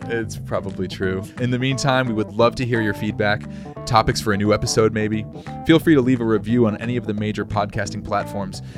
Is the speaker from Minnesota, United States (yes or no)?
no; Massachusetts, United States; I'm from Massachusetts, and I got my L T C a few years ago